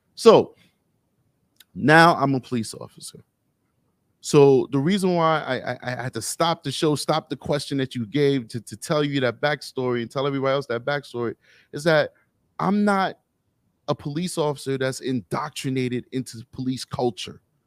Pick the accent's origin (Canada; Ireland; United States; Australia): United States; New York City, New York; Growing up in Harlem, 'cause I'm from New York City, when I grew up in Harlem